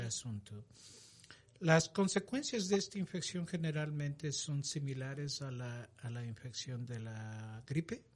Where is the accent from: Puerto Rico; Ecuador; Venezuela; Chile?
Ecuador; moved away; Yo soy originalmente de Ecuador.